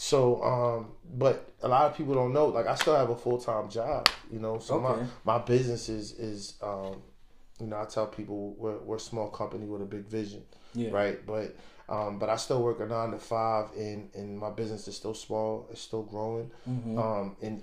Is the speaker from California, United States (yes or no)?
no; Harford County, Maryland, United States; Born and raised in Harford County, Maryland.